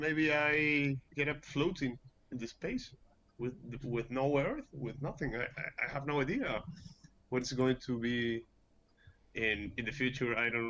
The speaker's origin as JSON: {"language": "English", "country": "Peru", "tie": "born or raised there", "also_born_or_lived": "Barcelona", "said": "Well, I was born in Peru. I lived here almost all my life. Then when I was almost 20, I went to Barcelona and studied illustration a little bit."}